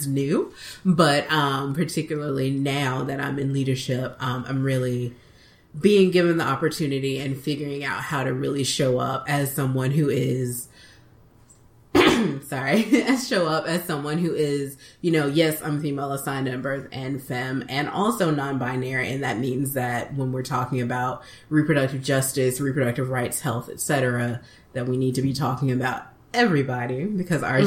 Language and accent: English; Birmingham, Alabama, United States; now in Washington, D.C., United States; I'm originally from Birmingham, Alabama